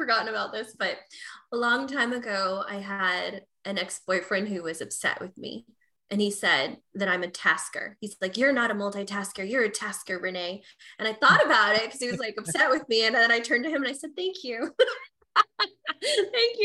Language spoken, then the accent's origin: English; Texas, United States; I'm from Texas, so I say y'all sometimes